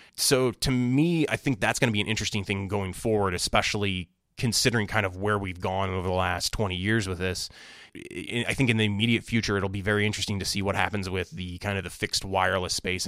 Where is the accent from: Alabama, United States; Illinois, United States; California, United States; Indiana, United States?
Illinois, United States; Springfield; I'm from Springfield, Illinois